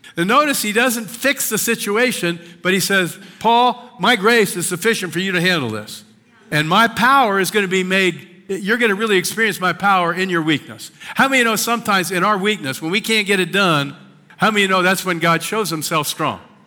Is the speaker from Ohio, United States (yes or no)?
no; Washington Crossing, Pennsylvania, United States; moved away; where I grew up, uh, just north of Philadelphia in the Washington Crossing